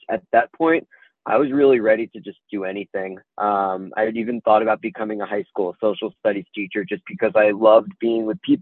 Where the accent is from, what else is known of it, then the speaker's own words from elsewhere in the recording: suburb of New York City, United States; now in Chapel Hill, United States; So I'm from New York originally. I grew up just 20 minutes outside of the city in a suburb of New York City.